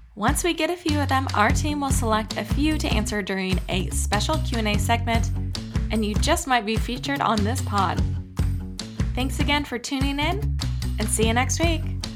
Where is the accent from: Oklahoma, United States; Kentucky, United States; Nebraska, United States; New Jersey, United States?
Nebraska, United States; I grew up with beekeepers on my property growing up in Nebraska